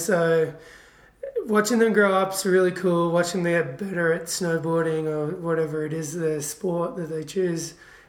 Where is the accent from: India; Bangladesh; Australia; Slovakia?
Australia; Killarney Vale, New South Wales; moved away as an adult; now in Mammoth Lakes, United States; I'm from Australia, a little coastal town called Killarney Vale, between Sydney and Newcastle